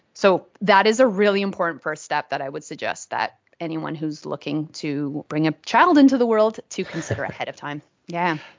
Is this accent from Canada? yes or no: yes; Vancouver, British Columbia, Canada; moved away as an adult; now in Australia; I'm originally from Vancouver. I'm a, a Canadian living in Australia now for almost 10 years.